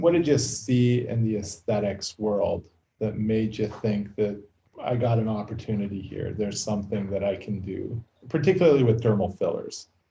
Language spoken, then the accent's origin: English; Newmarket, Ontario, Canada; I grew up in Newmarket.